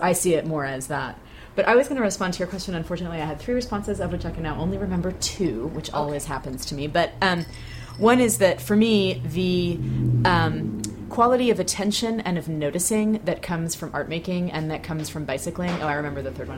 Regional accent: Bay Area, California, United States; moved away; growing up in the Bay Area

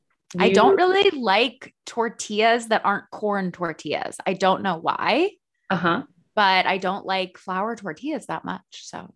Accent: Princeton, New Jersey, United States; also born or lived in Texas / Illinois / New York; now in Pennsylvania, United States; I grew up in Princeton, New Jersey, but I moved a lot. So I was born in Texas. I lived in Illinois, New Jersey, New York. Now I'm in Pennsylvania.

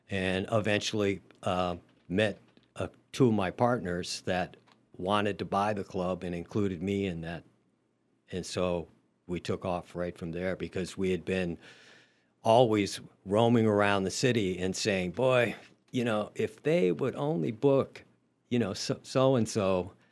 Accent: Ohio, United States; moved away as an adult; I had a friend who was a drummer who was going to Berklee, he was from my hometown. Um, so I, you know, I wanted to get out of Ohio basically

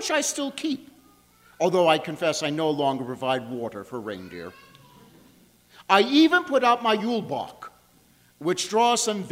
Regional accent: Long Island, New York, United States; I grew up on Long Island, New York

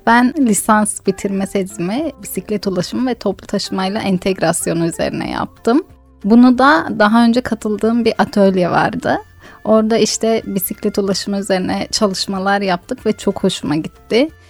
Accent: Diyarbakır Province, Turkey; kendi memleketim olan bir yerin tanıtımını sağlayacaktım

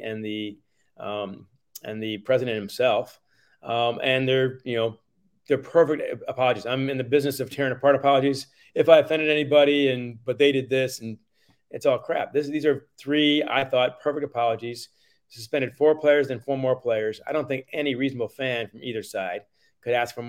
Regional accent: Ann Arbor, Michigan, United States; I was born and raised in Ann Arbor.

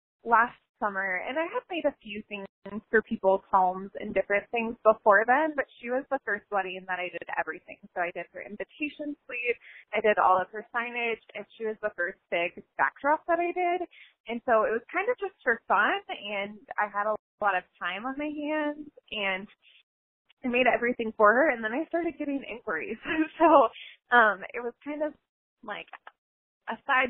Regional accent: Cincinnati, Ohio, United States; I'm from Cincinnati

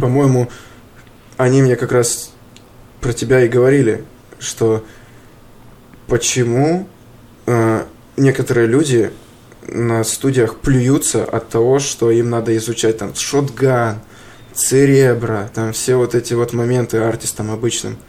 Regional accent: Yaroslavl Oblast, Russia; now in Moscow, Russia; в Ярославскую область. Уезжаю из Москвы

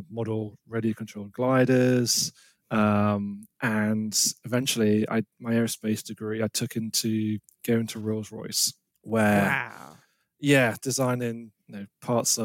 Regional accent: United Kingdom; I'm British. I'm based in the UK

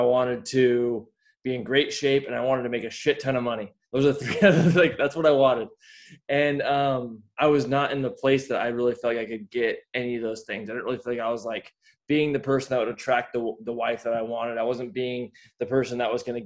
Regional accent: Layton, Utah, United States; I grew up in Layton, Utah

